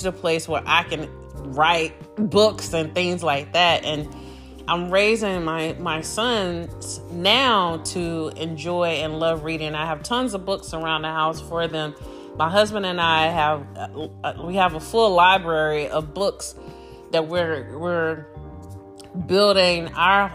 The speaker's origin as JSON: {"language": "English", "town": "Greensboro", "region": "North Carolina", "country": "United States", "tie": "born or raised there", "said": "growing up in the 80s in North Carolina, Greensboro, North Carolina"}